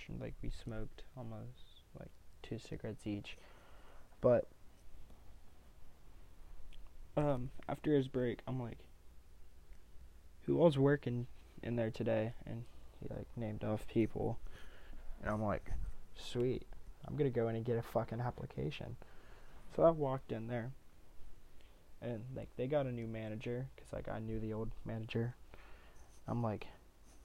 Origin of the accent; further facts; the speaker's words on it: Ohio, United States; I'm from Ohio